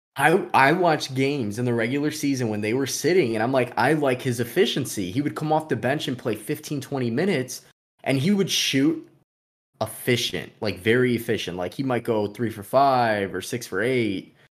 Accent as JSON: {"language": "English", "town": "Chicago", "region": "Illinois", "country": "United States", "said": "we're from Chicago"}